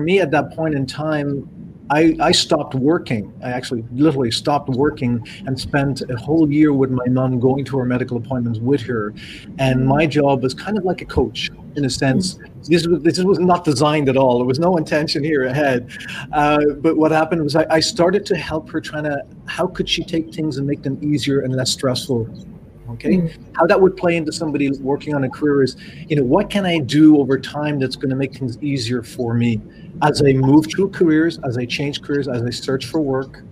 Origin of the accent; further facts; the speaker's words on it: Ireland; also born or lived in Canada; now in France; I'm Irish. My family in Ireland